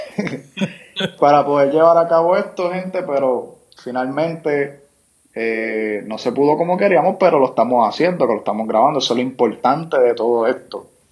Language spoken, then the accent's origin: Spanish; Puerto Rico; somos ciudadanos americanos